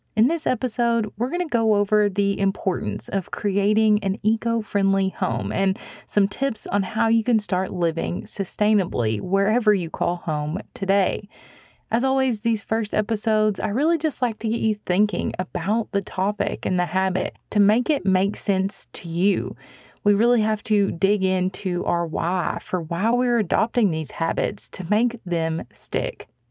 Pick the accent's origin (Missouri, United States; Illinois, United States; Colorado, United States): Missouri, United States; my home state of Missouri